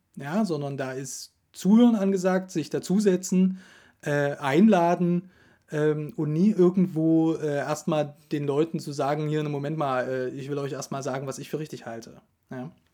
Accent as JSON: {"language": "German", "country": "Germany", "said": "bei uns in Deutschland"}